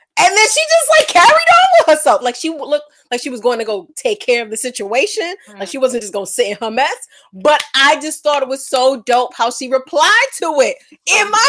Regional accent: New York City, New York, United States; now in Portland, United States; from the Bronx, New York, living in Portland, Oregon.

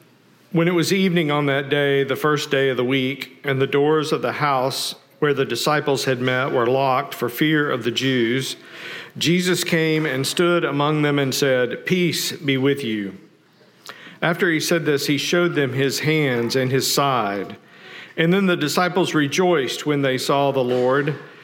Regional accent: Fayetteville, Arkansas, United States; I grew up in Fayetteville, Arkansas

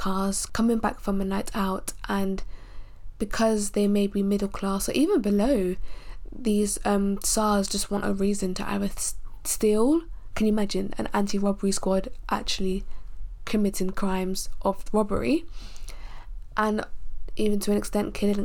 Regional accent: United Kingdom; being a Nigerian born in the UK

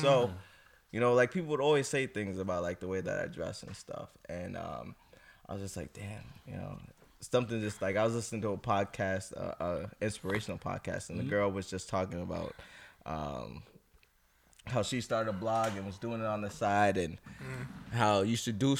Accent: Boston, Massachusetts, United States; now in Buffalo, United States; Nah, but I'm not originally from Buffalo. I'm originally from Boston. Mm-hmm. Shout out to 978.

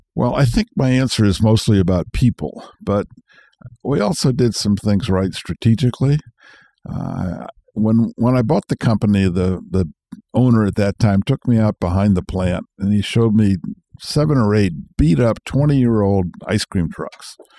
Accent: Marin County, California, United States; I was born in California, grew up here, grew up Marin County before it was Marin County

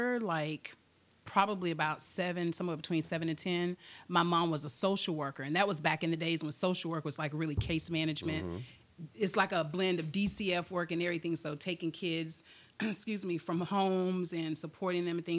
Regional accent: Wauchula, Florida, United States; also born or lived in Virginia; now in Lakeland, United States; I am originally from Hardy County, Florida, Wauchula. Country girl, Wauchula. Born and raised, and I'm currently residing in Lakeland.

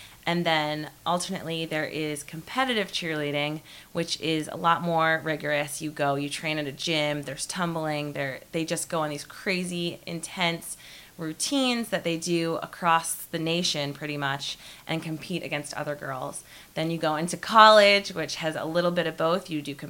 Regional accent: New England, United States; I am from New England

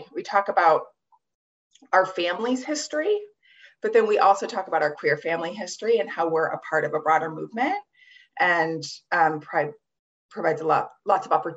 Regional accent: Midwest, United States; also born or lived in New York City; now in Brooklyn, United States; I grew up in the Midwest

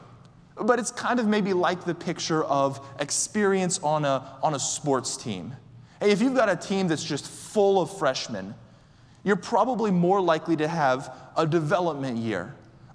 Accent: Orlando, Florida, United States; I'm from Orlando

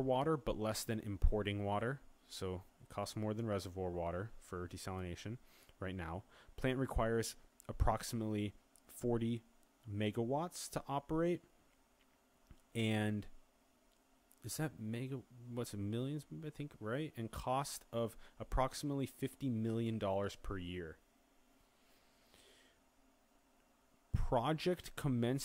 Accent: Sioux Falls, South Dakota, United States; my hometown of Sioux Falls, South Dakota

